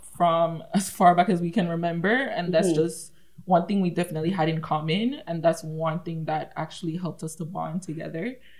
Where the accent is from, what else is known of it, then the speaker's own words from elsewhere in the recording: Jamaica; accent: thick accent; now in Canada; I was born in Canada, but I was raised in Jamaica, hence the thick accent. I will never get rid of that if anyone asks me. I'm going to hold on to it as long as I can.